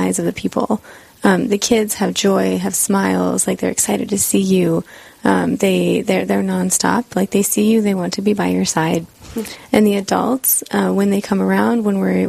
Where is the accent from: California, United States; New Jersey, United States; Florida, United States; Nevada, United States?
Nevada, United States; Las Vegas; moved away as an adult; now in South Dakota, United States; I was born and raised in Las Vegas